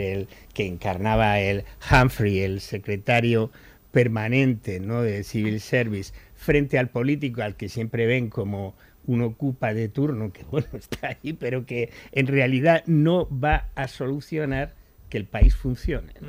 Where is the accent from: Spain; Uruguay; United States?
Spain; los españoles, pese a todo, seguimos